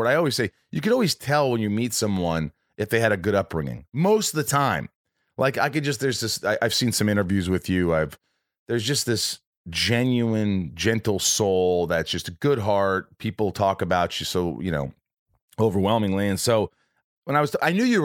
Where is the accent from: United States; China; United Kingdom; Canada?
United States; Indiana; also born or lived in Connecticut / New York; my whole family was from New York, but we moved from, like, we lived in Connecticut for 2 years, and then we moved to Indiana